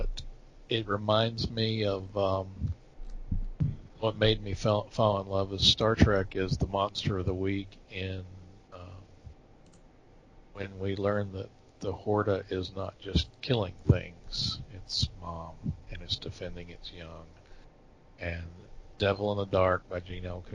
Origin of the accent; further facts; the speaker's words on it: Atlanta, Georgia, United States; I grew up in Atlanta, in metro Atlanta.